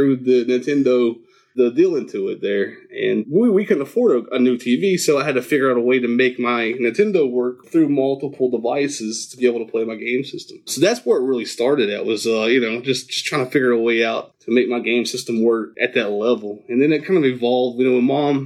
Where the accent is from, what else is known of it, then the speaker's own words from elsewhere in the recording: Huntington, West Virginia, United States; I grew up in Huntington, West Virginia